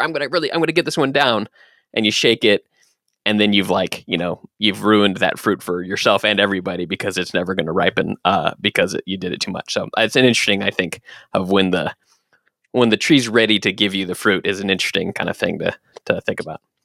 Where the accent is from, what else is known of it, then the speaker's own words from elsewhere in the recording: Dallas, Texas, United States; I was born in Texas, in Dallas, Texas.